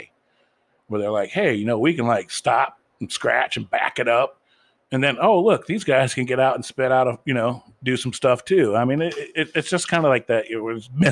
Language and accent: English; Ohio, United States; as a Midwestern kid growing up in Farmtown, Ohio